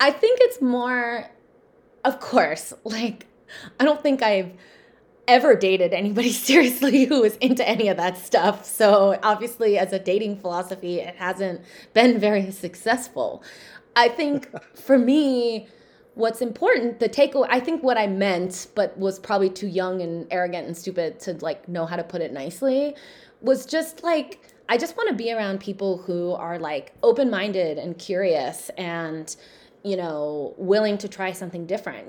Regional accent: Southern California, United States; growing up in Southern California

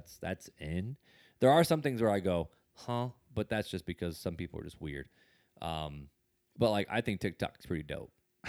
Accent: Indiana, United States; Like I grew up in Northwest Indiana, right outside of Gary, which Gary's a very hip hop basketball culture group.

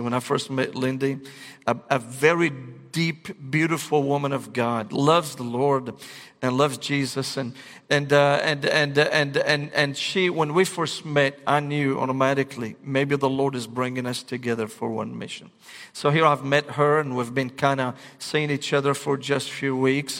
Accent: Damascus, Damascus Governorate, Syria; moved away; I was born and raised in Damascus, Syria.

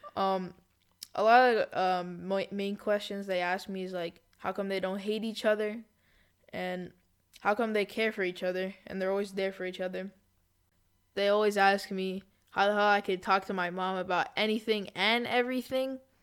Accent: Canada; I was born in Canada to Israeli parents

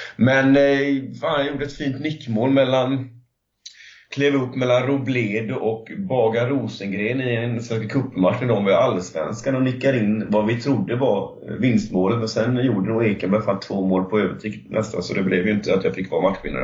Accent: Lindsdal, Kalmar County, Sweden; Jag kommer från Kalmar och eh, 9 kilometer utanför Lindsdal, jag upp, eh, i Lindsdal, är jag uppvuxen.

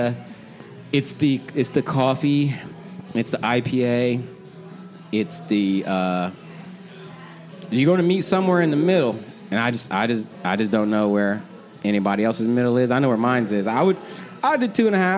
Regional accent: Columbus, Ohio, United States; also born or lived in Dayton; I was born and raised in Columbus

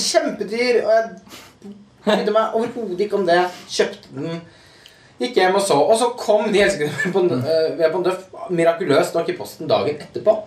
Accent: Halden, Østfold, Norway; moved away; Jeg er jo fra Halden, så jeg er jo der i, i ny og ne

